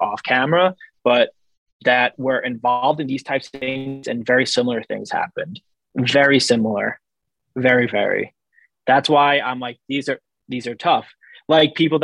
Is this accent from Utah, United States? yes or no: no; Long Island, New York, United States; I'm from Long Island